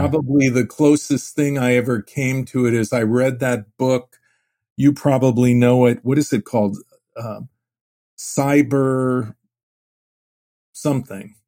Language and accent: English; Phoenix, Arizona, United States; also born or lived in Cleveland; Phoenix was a small city. My family moved there in, in nineteen fifty-six from Cleveland